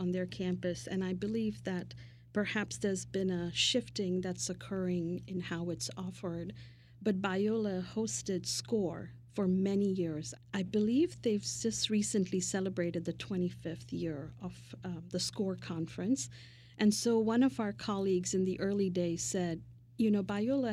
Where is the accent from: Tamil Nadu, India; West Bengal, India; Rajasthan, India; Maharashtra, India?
Maharashtra, India; Mumbai; now in United States; my early days of growing up in Mumbai, India